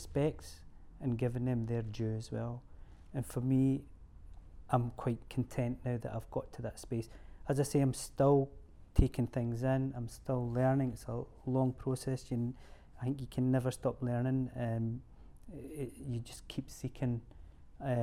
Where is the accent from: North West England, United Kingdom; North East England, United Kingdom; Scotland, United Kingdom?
Scotland, United Kingdom; We're Scottish, we're born and bred here